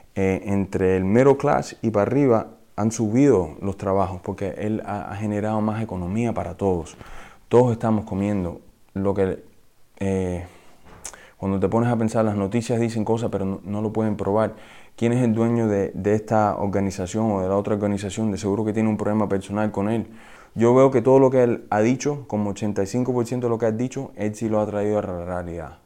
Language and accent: Spanish; Miami, Florida, United States; also born or lived in Peru; yo viví aquí en Miami eh, hasta los cuatro años, después fui a vivir a Perú como por tres años, regresé y estaba en el southwest de Miami